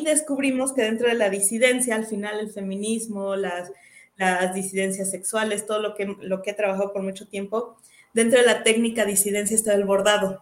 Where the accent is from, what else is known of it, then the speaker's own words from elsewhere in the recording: Querétaro, Mexico; hija de Juan y de Coco, de Moroleón, Guanajuato y de Celaya, soy queretana